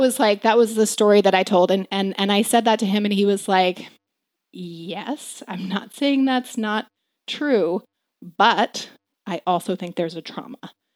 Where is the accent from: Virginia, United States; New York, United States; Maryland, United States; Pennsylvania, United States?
Maryland, United States; also born or lived in Fargo, North Dakota; I grew up in Maryland.